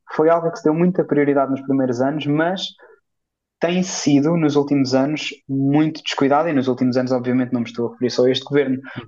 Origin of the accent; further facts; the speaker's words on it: Portugal; enquanto português